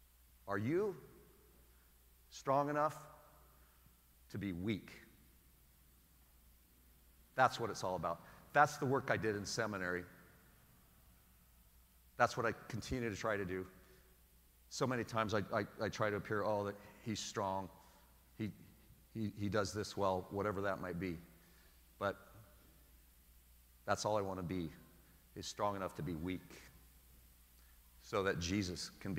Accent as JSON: {"language": "English", "town": "Portland", "region": "Oregon", "country": "United States", "lives_now": "San Diego, United States", "said": "I know it doesn't rain a lot here in San Diego, but it rains a lot in Portland, Oregon. So maybe I'm bringing that from Portland, Oregon about the rain."}